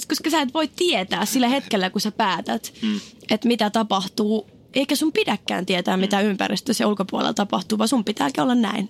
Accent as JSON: {"language": "Finnish", "town": "Oulu", "region": "North Ostrobothnia", "country": "Finland", "said": "Mä olin oululainen"}